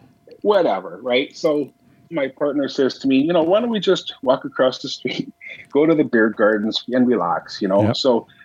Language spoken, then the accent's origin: English; Saskatoon, Saskatchewan, Canada; moved away as an adult; now in Lloydminster, Canada; I'm originally from Saskatoon